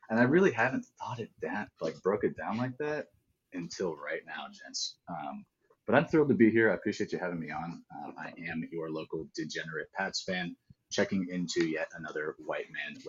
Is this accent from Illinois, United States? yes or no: no; Phoenix, Arizona, United States; also born or lived in Boston, Massachusetts; I was born in Boston, Massachusetts. Didn't live there for very long. Moved to Phoenix, Arizona